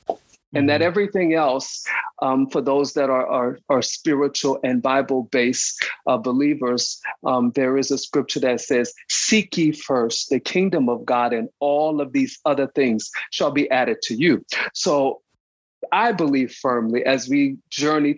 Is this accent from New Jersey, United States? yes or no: no; New Orleans, Louisiana, United States; now in Atlanta, United States; born and raised New Orleans, Louisiana